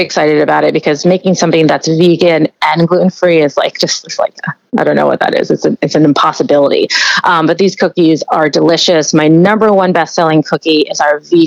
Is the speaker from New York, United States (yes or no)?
yes; New York, United States; I'm from New York